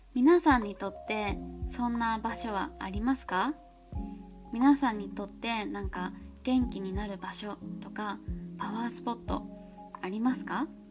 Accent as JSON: {"language": "Japanese", "region": "Toyama", "country": "Japan", "tie": "born or raised there", "said": "私の地元の富山 県"}